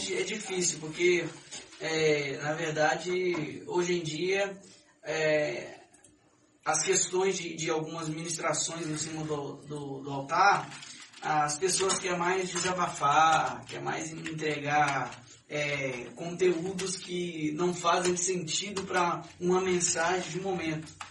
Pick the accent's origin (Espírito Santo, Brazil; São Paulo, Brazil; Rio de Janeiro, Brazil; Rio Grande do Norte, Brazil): Espírito Santo, Brazil; Serra; Mas, nasci, daqui, sou, sou daqui, né? Sou capixaba